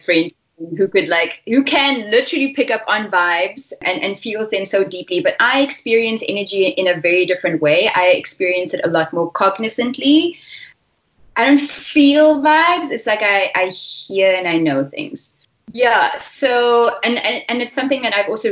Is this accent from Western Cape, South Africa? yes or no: yes; Stellenbosch, Western Cape, South Africa; I'm from Stellenbosch, and I'm born and bred